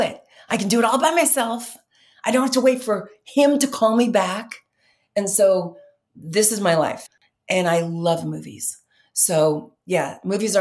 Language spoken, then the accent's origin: English; New York, United States; I was raised in New York